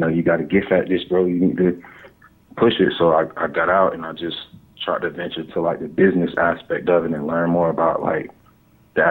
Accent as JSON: {"language": "English", "town": "Miami", "region": "Florida", "country": "United States", "tie": "born or raised there", "also_born_or_lived": "Clearwater", "lives_now": "Tampa, United States", "said": "I was born in Miami"}